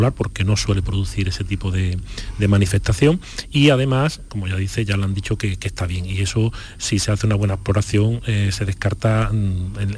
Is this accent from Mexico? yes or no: no; Chiclana de la Frontera, Andalusia, Spain; Además soy nacido en Chiclana.